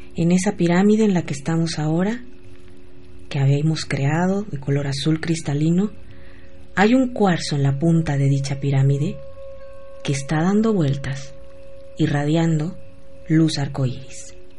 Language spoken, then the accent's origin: Spanish; Querétaro, Mexico; moved away; allá en mi pueblo en Querétaro